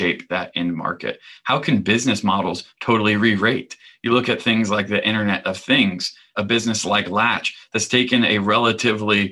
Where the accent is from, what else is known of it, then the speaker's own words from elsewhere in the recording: the South, United States; I grew up gay in the South